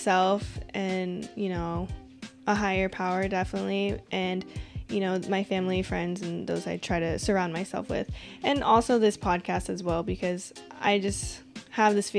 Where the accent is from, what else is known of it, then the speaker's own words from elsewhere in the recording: Washington, United States; I'm from Washington